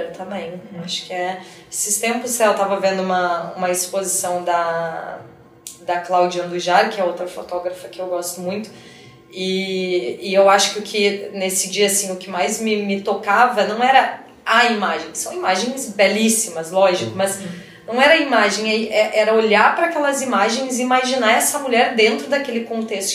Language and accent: Portuguese; Porto Alegre, Rio Grande do Sul, Brazil; moved away as an adult; now in São Paulo, Brazil; comecei a estudar em Porto Alegre, no Rio Grande do Sul, que é de onde eu venho, né, minha cidade